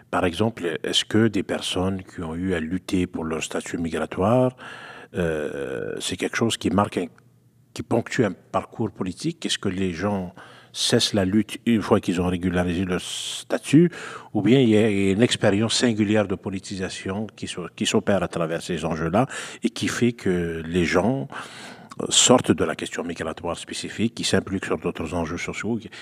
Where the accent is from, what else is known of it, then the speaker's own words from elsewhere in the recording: Quebec, Canada; also born or lived in Algeria (ancestry); je suis québécois d'origine algérienne